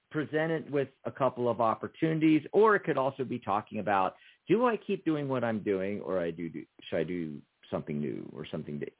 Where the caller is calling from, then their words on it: Wyoming, United States; from Wyoming.